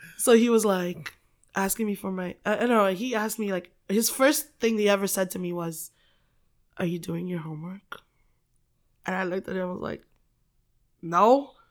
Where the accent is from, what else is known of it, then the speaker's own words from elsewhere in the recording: Philippines; moved away; I grew up in the Philippines, um, in, like, a very, very, very small village